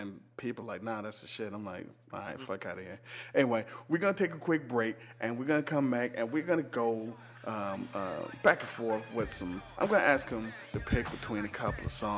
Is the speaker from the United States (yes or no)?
yes; the North, United States; I'm from North